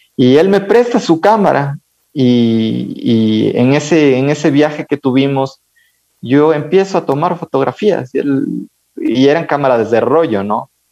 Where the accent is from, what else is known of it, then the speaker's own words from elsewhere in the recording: Ibarra, Imbabura, Ecuador; moved away as an adult; now in Quito, Ecuador; Yo crecí con mis abuelos en Ibarra